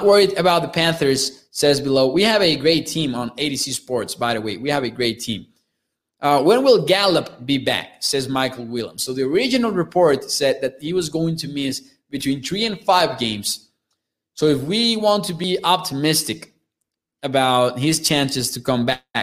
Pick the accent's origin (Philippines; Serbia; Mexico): Mexico; I am from Mexico